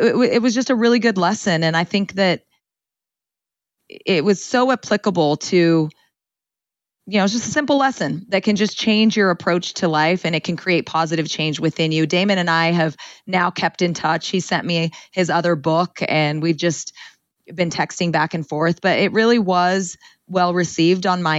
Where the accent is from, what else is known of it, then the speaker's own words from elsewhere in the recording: Ceres, California, United States; I grew up in Ceres, California, in the Central Valley, in a Punjabi home